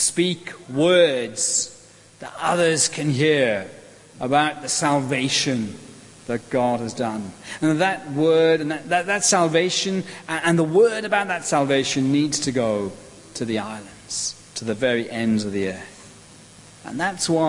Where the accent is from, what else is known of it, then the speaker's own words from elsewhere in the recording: Welsh, Wales, United Kingdom; I'm Welsh.